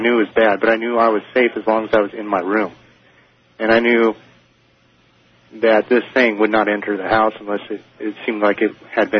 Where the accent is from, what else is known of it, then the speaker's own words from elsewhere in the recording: Portland, Oregon, United States; also born or lived in Milwaukie, Oregon; now in Temecula, United States; Originally, I was born and raised in Portland, Oregon, and I lived in a small city outside of Portland called Milwaukee. And when I was probably about 6 years old, my parents had rented this house out in Milwaukee.